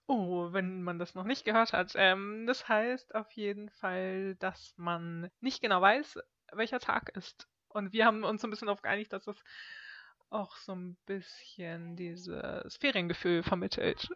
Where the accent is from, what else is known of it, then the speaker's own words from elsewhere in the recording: Germany; moved away as an adult; now in Stockholm, Sweden; bin aus Deutschland ursprünglich